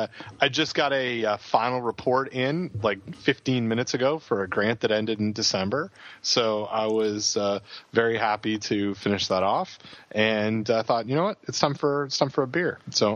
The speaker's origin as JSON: {"language": "English", "country": "Canada", "said": "Something about me being apologetically Canadian"}